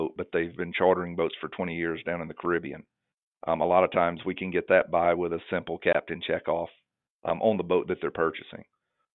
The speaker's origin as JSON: {"language": "English", "town": "Guntersville", "region": "Alabama", "country": "United States", "tie": "born or raised there", "said": "I grew up on Lake Gunnersville in Alabama."}